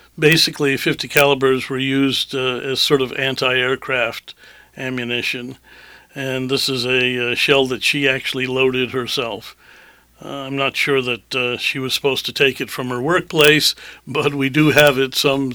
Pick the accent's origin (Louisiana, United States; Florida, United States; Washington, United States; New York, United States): Washington, United States; Hanford; born there; I was born in Hanford, Washington, not actually in the plant itself, but in the Army Hospital associated with it.